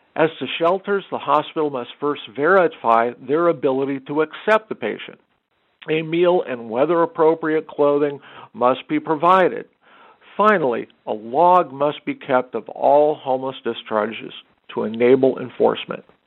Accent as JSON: {"language": "English", "region": "Arizona", "country": "United States", "tie": "born or raised there", "moved": "yes", "lives_now": "Inland Empire, United States", "said": "my home state of Arizona"}